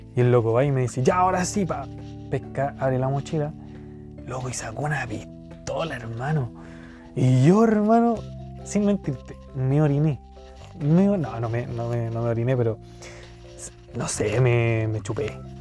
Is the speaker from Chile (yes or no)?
yes; Chile; soy chileno